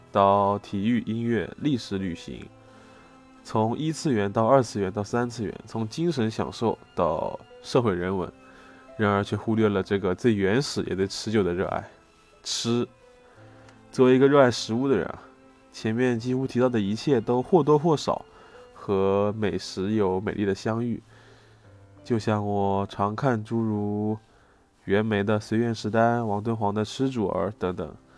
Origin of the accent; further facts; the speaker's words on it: Jiangsu-Zhejiang, China; 我的家乡菜江浙菜